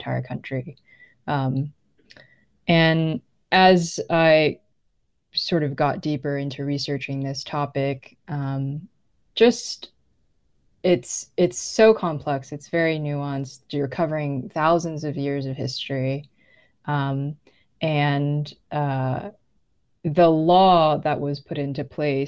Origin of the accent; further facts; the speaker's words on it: California, United States; I'm not Native. I grew up in California